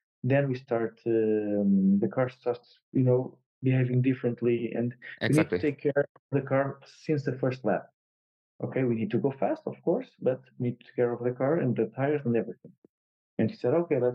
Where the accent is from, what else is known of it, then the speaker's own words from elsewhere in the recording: Portugal; I won in touring cars in Estoril, my home country